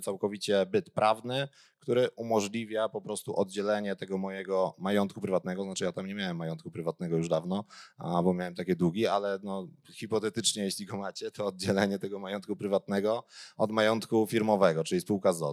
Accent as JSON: {"language": "Polish", "town": "Gliwice", "region": "Silesian Voivodeship", "country": "Poland", "said": "ja jestem w ogóle z Gliwic"}